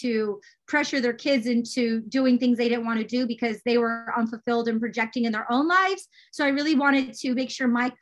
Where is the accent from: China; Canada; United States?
United States; Detroit, Michigan; growing up in Detroit, Michigan, out in the suburbs